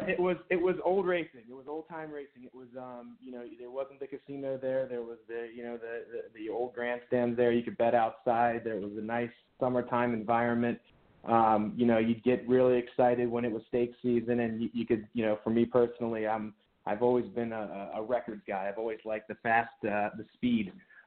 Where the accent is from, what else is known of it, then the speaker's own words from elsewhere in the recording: Annapolis, Maryland, United States; I grew up in the Annapolis area